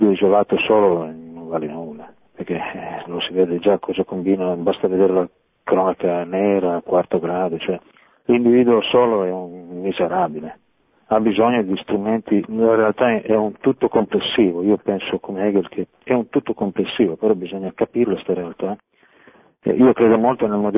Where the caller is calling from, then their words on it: Monferrato, Piedmont, Italy; chiamo Torino, sono dal Monferrato.